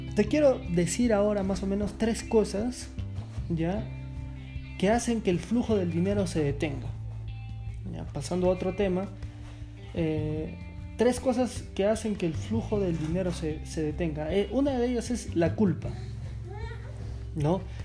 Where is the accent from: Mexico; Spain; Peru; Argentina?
Peru; Yo soy de Perú y, soy descendiente de la raza incaica